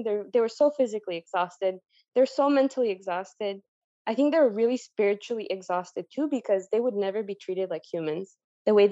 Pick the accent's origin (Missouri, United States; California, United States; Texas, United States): California, United States; San Diego; also born or lived in Mexico; I was born in Mexico, but I was raised in San Diego.